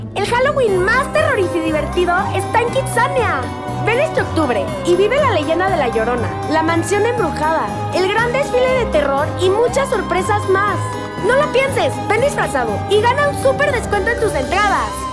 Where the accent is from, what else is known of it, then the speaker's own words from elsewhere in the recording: Mexico; como mexicanos